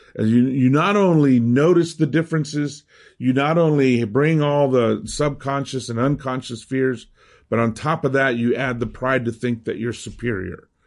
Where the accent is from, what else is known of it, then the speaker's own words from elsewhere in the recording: United States; accent: American; first language Spanish; English is a second language; also born or lived in Miami; my American accent when I speak Spanish